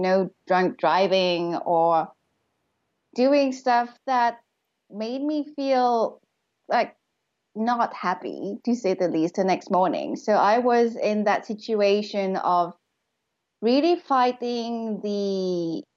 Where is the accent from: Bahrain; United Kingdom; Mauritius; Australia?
Mauritius; moved away; I moved to Mauritius, which is my home country, but I had been living abroad